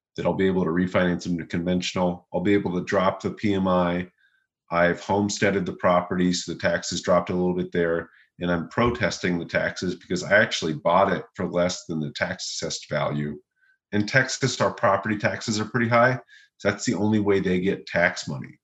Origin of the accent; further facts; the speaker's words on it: Louisville, Kentucky, United States; now in Austin, United States; I'm from Louisville. Uh, I uh, grew up there